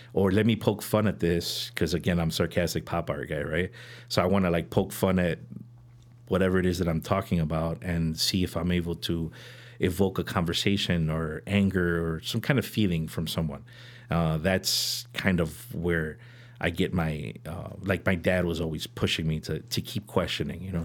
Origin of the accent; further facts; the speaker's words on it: Chicago, Illinois, United States; I'm from Chicago originally, born and raised, um, born on, on the north side, uh, in Edgewater.